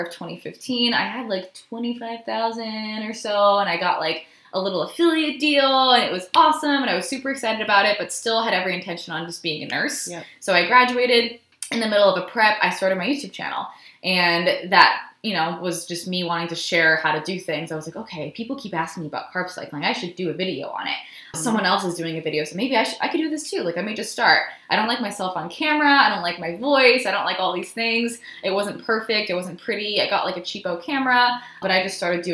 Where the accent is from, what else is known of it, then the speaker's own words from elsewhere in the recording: Rhode Island, United States; moved away; I ended up doing this little program at my gym in Rhode Island. I'm from Rhode Island